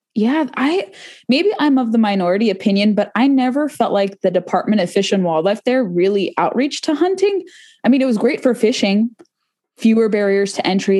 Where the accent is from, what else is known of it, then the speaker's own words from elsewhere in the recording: South Orange County, California, United States; now in Virginia, United States; We're both from South Orange County